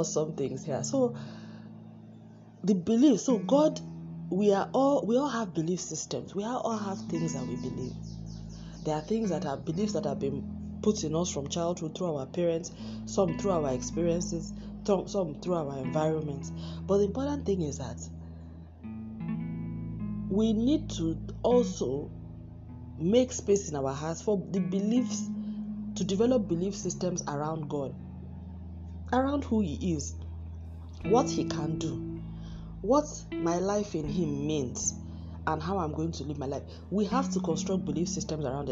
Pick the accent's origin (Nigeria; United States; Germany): Nigeria; I'm a Nigerian